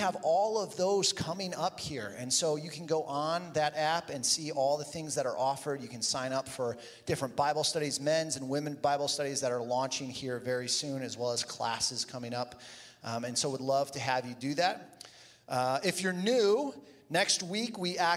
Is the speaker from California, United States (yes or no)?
no; Toledo, Ohio, United States; I grew up in Toledo